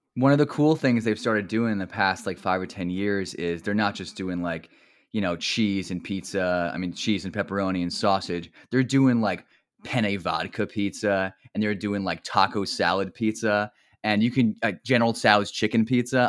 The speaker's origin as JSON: {"language": "English", "region": "New Jersey", "country": "United States", "tie": "born or raised there", "also_born_or_lived": "Maryland", "accent": "Jersey", "said": "I grew up in Central Jersey"}